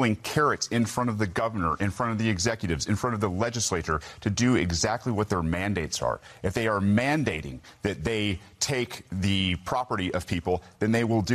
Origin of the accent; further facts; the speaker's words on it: Georgia, United States; as Georgians and as executives